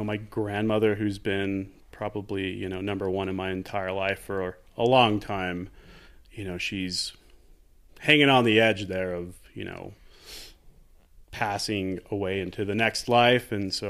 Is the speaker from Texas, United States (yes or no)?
yes; El Paso, Texas, United States; now in Santa Fe, United States; I grew up in the Southwest, but grew up in Texas.